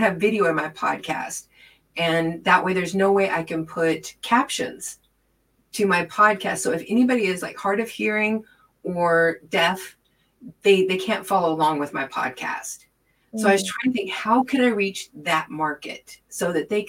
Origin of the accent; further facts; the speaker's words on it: Wichita, Kansas, United States; moved away as an adult; I was born in Wichita, Kansas, and lived there until I was 46 years old